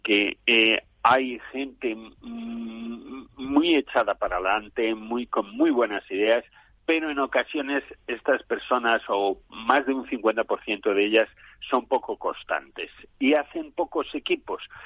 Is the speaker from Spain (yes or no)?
yes; Spain